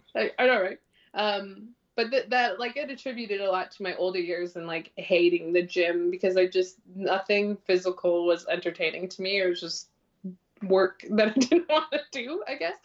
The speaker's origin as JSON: {"language": "English", "town": "North Bay", "region": "Ontario", "country": "Canada", "tie": "born or raised there", "moved": "yes", "said": "I grew up in this little town called North Bay in Ontario"}